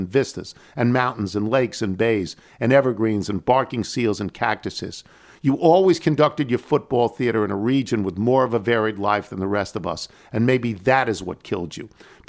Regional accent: East Coast, United States; also born or lived in Berkeley, California; growing up on the East Coast

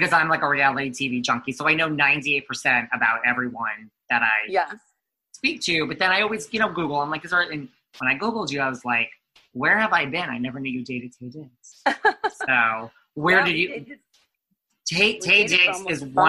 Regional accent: New York, United States; I'm from New York

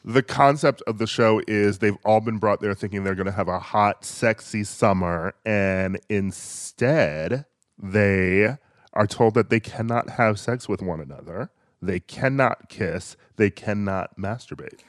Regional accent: Milwaukee, Wisconsin, United States; I grew up in Milwaukee

